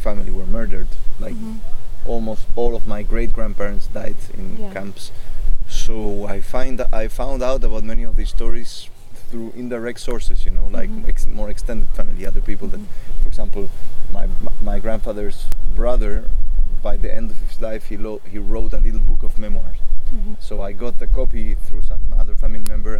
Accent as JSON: {"language": "English", "country": "Chile", "tie": "born or raised there", "said": "I'm second generation born in Chile."}